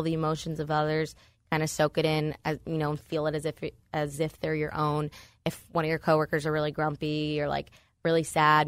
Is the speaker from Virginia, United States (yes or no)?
yes; Northern Virginia, United States; moved away as an adult; now in State College, United States; I'm from Northern Virginia, D C area